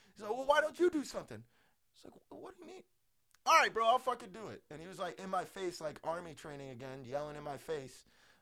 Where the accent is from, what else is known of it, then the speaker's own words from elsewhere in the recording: Chicago, Illinois, United States; I'm from Chicago